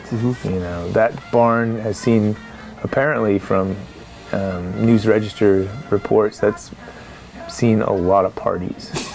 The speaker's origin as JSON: {"language": "English", "town": "Salem", "region": "Oregon", "country": "United States", "tie": "born or raised there", "said": "culturally, I grew up here. I grew up in Salem, and so, uh, you know, Oregon's been my home"}